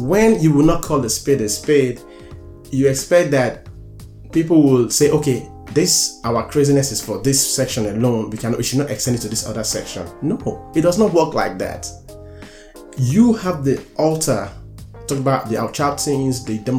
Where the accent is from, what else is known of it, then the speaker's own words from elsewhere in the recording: United States; I'm an American.